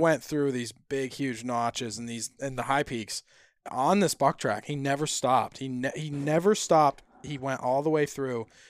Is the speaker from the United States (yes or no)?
yes; Vermont, United States